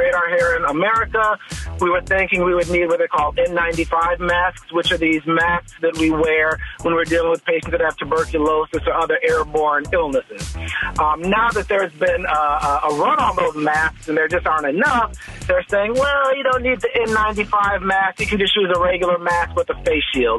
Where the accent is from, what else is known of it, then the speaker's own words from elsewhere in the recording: Chicago, Illinois, United States; I grew up in Chicago, so I claim Chicago.